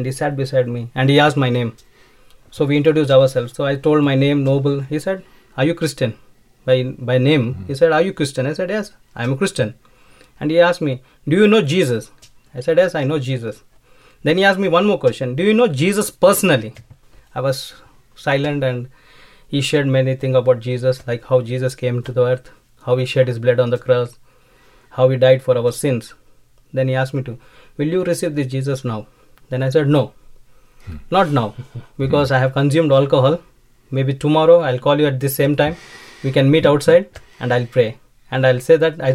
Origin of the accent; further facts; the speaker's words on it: India; I was having my own IT recruitment company in India